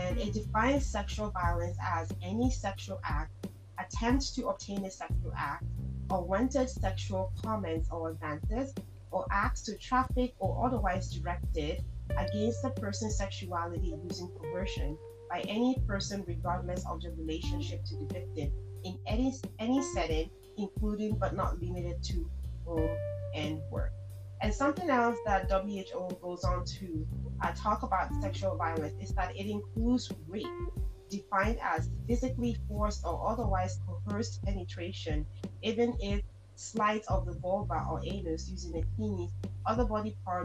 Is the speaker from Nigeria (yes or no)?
yes; Nigeria; being a Nigerian woman myself